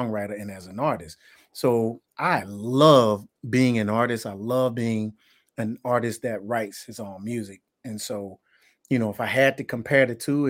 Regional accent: Tuscaloosa, Alabama, United States; also born or lived in Birmingham, Alabama; growing up in Tuscaloosa, because that's my roots, and that's where I was born and raised

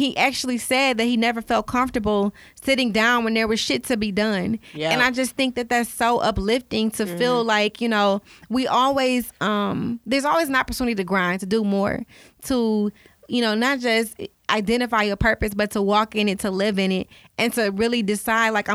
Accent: Detroit, Michigan, United States; I'm from Detroit

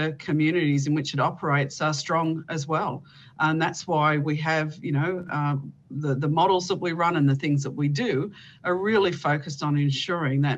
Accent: Bendigo, Victoria, Australia; I'm based in Victoria. My hometown is Bendigo

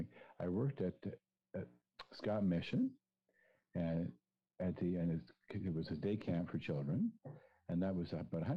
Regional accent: Toronto, Ontario, Canada; growing up in Etobicoke, where it was suburban

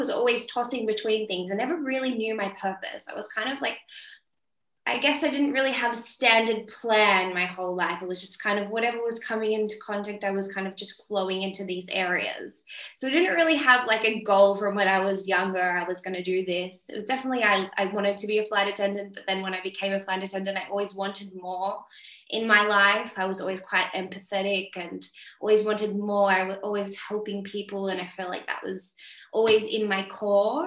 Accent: Sydney, New South Wales, Australia; moved away as an adult; now in Europe; I'm from Sydney, Australia. I grew up in St. George area

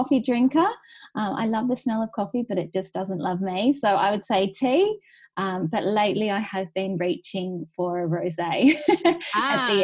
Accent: Newcastle, New South Wales, Australia; moved away as an adult; also born or lived in Sydney; I'm originally from Newcastle. I moved to Sydney for 10 years when I got my first job.

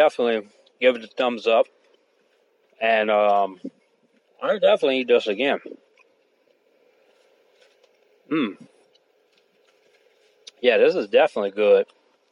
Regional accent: Thibodaux, Louisiana, United States; I'm from Thibodaux, Louisiana

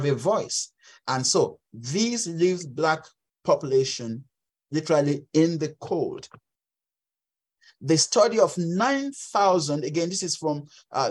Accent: Western Nigeria, Nigeria; English is a second language; moved away as an adult; now in Canada; in Western Nigeria, where I grew up

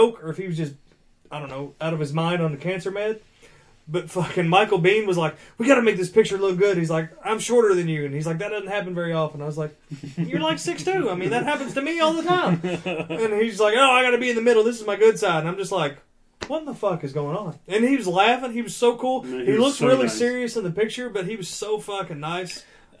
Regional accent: Canada; we're Canadian.

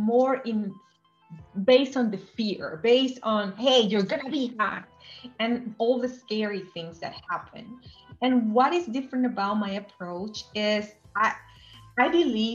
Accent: Venezuela; I grew up in Venezuela

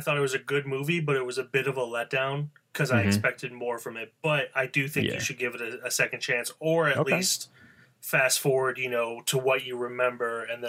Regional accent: southeastern Pennsylvania, United States; accent: southeastern Pennsylvania; that's my southeastern Pennsylvania accent

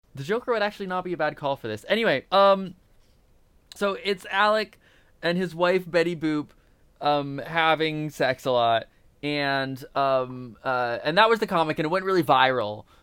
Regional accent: Indiana, United States; we're from Indiana.

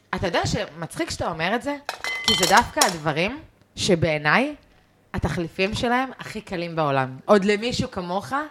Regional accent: Israel; also born or lived in London, United Kingdom; גדלתי במושב, הייתי בצופים

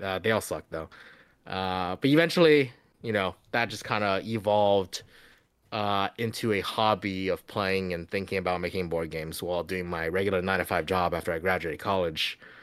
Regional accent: Louisiana, United States; born or raised there; also born or lived in China

